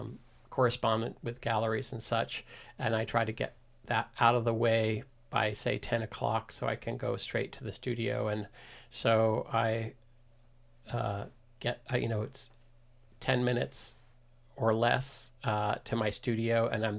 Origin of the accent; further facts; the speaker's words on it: East Coast, United States; now in Mill Valley, United States; So I'm a transplant from the East Coast, but I consider myself pretty much 100% Californian because I've been here since 1988. So all of my East Coast DNA is starting to fade.